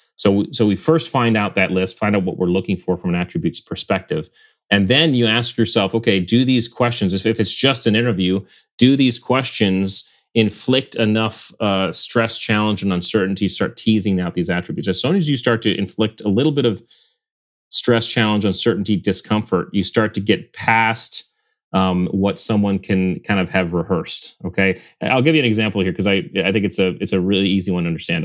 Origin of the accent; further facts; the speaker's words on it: Connecticut, United States; we grew up in Connecticut on the, on Long Island Sound